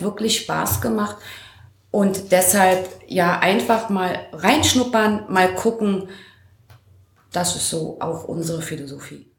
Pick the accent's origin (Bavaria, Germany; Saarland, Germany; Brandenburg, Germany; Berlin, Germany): Brandenburg, Germany; Schulzendorf; Ich komme ja aus Schutzendorf